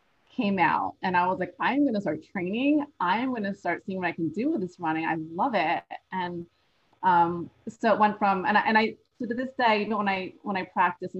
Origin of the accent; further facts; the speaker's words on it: New Jersey, United States; I'm from New Jersey